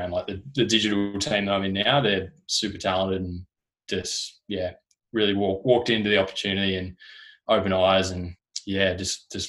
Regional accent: Tasmania, Australia; moved away as an adult; also born or lived in Gold Coast; now in Melbourne, Australia

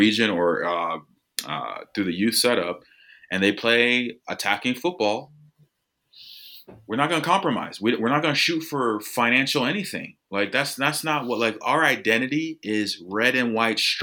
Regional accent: United States; as an American

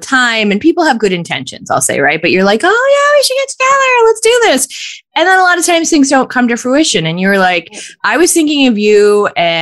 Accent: Scranton, Pennsylvania, United States; my memories from being born and raised in Scranton

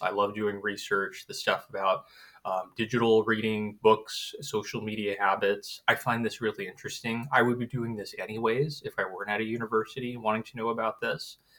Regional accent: Southern California, United States; also born or lived in Hawaii; originally, I'm from Hawaii, which was uh, you know is um, little island um, uh, area in the U.S. and then grew up mostly in Southern California

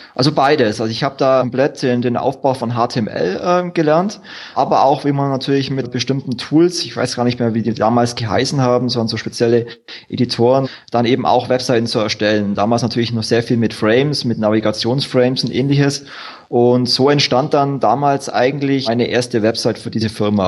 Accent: Wertingen, Bavaria, Germany; geboren bin ich im schönen, beschaulichen und schwäbischen Wertingen

